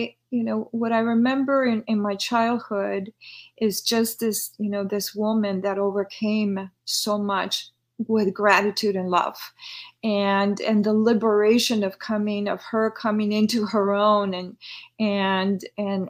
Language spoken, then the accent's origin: English; Lima, Peru; now in United States; I'm originally born and raised in Lima, Peru, Sudamerica